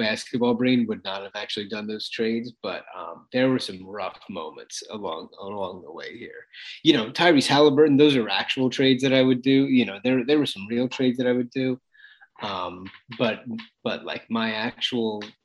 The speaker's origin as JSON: {"language": "English", "town": "Philadelphia", "region": "Pennsylvania", "country": "United States", "said": "I am from Philadelphia"}